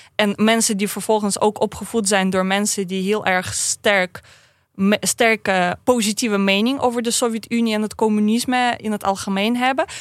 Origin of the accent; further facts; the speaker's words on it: Saint Petersburg, Russia; Dutch is a second language; moved away as an adult; now in Netherlands; Ik kom uit Sint-Petersburg vandaan